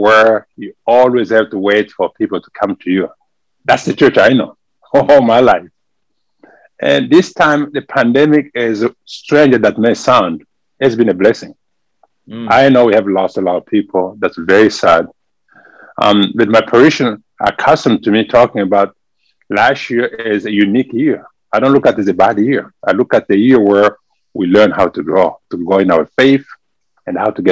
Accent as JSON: {"language": "English", "country": "DR Congo", "accent": "French", "second_language": "English", "moved": "as an adult", "lives_now": "San Antonio, United States", "said": "originally I'm from the Democratic Republic of Congo, from Africa. And this is where we speak French over there. That's why you can hear from my accent. I speak French."}